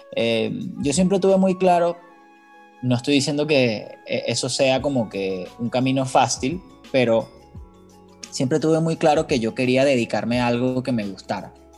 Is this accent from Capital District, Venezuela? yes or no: yes; Caracas, Capital District, Venezuela; moved away as an adult; now in Mexico; Yo vengo de Venezuela, de Caracas.